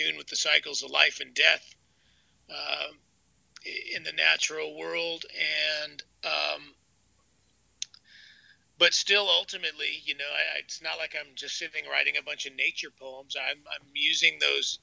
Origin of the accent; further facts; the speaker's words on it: Bay Area, California, United States; growing up in the Bay Area